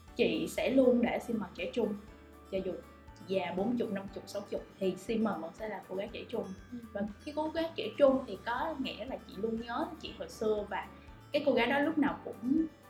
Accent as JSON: {"language": "Vietnamese", "country": "Vietnam", "said": "mình là người Việt Nam"}